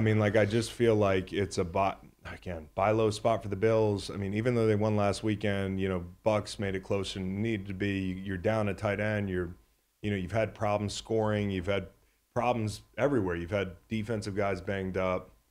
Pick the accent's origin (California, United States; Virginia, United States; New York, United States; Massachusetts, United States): Virginia, United States; Charlottesville; an A C C guy growing up in Charlottesville